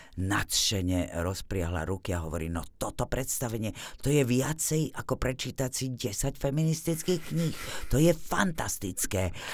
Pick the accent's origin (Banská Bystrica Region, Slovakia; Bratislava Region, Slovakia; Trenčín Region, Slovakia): Bratislava Region, Slovakia; Bratislava; first language Slovak; moved away as an adult; also born or lived in Martin, Slovakia; now in Czech Republic; bol to proste činžiak v Bratislave, e, kde sme sa presťahovali z Martina, kde rodičia boli v divadle e, angažovaní